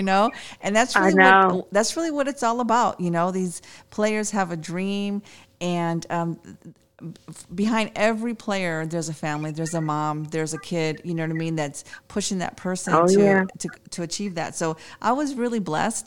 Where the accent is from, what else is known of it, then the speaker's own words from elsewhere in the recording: Chicago, Illinois, United States; now in San Antonio, United States; I'm from Chicago, so I do know about the snow